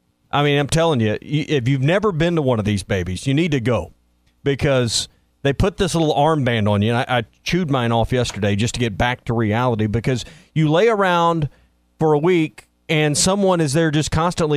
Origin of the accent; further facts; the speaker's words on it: Arkansas, United States; No one ever guessed Arkansas